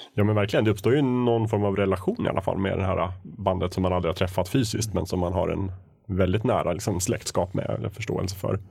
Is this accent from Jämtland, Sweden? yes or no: yes; Östersund, Jämtland, Sweden; Jag växte upp i Östersund